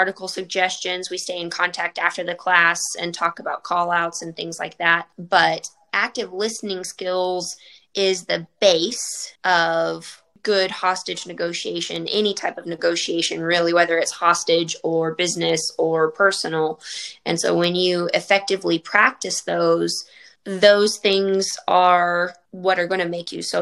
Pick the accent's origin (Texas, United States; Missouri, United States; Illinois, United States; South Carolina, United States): Texas, United States; Friona; also born or lived in Lubbock, Texas; I grew up in the Panhandle in a very small town called Friona.